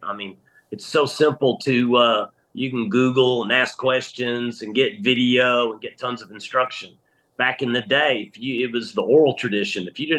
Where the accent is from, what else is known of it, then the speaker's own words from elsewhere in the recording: Little Rock, Arkansas, United States; also born or lived in Thunder Bay, Ontario, Canada / Green Bay, Wisconsin; when I was about 6 years old, we moved to Little Rock, Arkansas. And so yeah, I've been here in Central Arkansas my whole life.